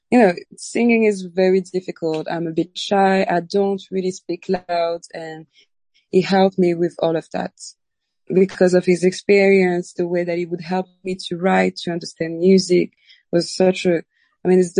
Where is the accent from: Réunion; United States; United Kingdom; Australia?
Réunion; because I'm from Reunion Island. It's a very mixed country with many influences from all over the world.